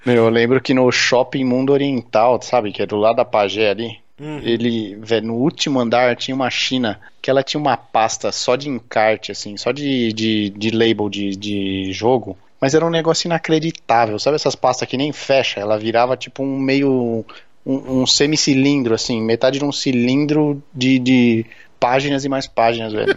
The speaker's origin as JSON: {"language": "Portuguese", "country": "Brazil", "also_born_or_lived": "Germany", "moved": "yes", "said": "como bons brasileiros"}